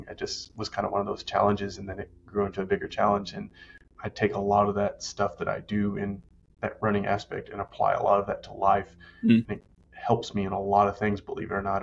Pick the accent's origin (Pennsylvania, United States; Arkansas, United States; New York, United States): Arkansas, United States; now in Tennessee, United States; I grew up in Arkansas. Like, I live in Tennessee